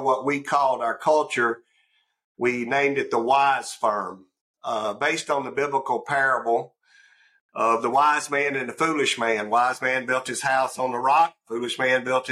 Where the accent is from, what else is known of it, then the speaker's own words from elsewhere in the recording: North Mississippi, United States; also born or lived in Houston, Texas; I grew up in North Mississippi